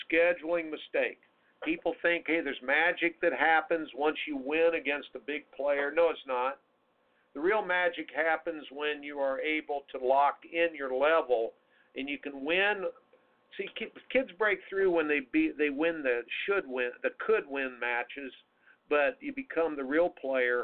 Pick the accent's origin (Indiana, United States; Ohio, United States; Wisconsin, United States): Indiana, United States; Indianapolis; when I grew up in CYO in Indianapolis, Indiana